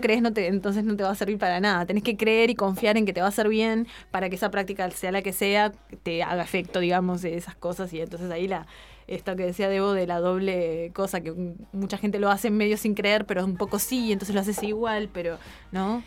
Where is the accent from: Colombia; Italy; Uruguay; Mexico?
Uruguay; acá en Uruguay tenemos